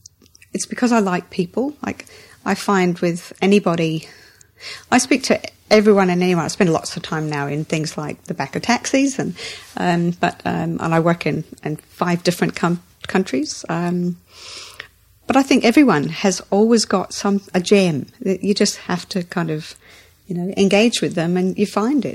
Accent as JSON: {"language": "English", "region": "Scotland", "country": "United Kingdom", "tie": "born or raised there", "also_born_or_lived": "England", "said": "Scotland and England. So around Britain, mainly Scotland, but also high school here as well."}